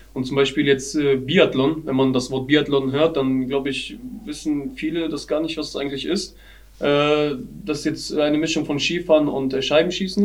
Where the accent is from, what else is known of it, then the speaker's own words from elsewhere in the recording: Germany; bei uns in Deutschland